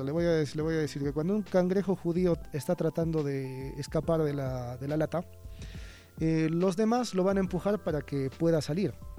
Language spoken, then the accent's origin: Spanish; Peru; soy peruano